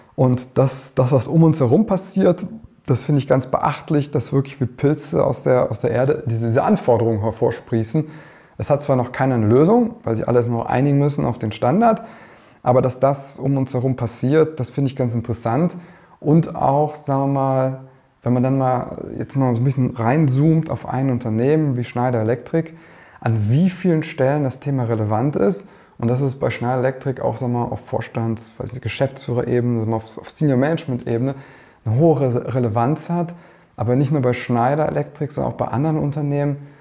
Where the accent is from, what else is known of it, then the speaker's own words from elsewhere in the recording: Germany; als Deutscher